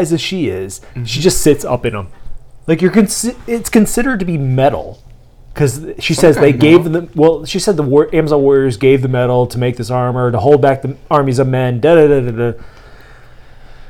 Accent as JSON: {"language": "English", "region": "Virginia", "country": "United States", "said": "I am from Virginia"}